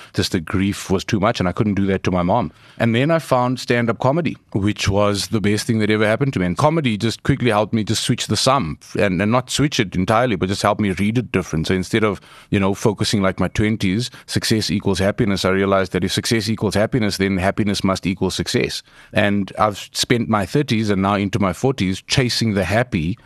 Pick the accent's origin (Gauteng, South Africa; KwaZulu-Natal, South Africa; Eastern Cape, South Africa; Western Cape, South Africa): Gauteng, South Africa; Johannesburg; I grew up in Eldorado Park